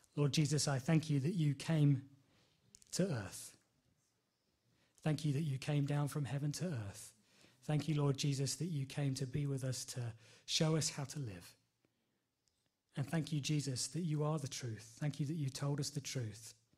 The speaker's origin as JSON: {"language": "English", "town": "Enfield", "region": "London", "country": "United Kingdom", "tie": "born or raised there", "said": "I'm from Enfield all my life, so I know, I know London quite well."}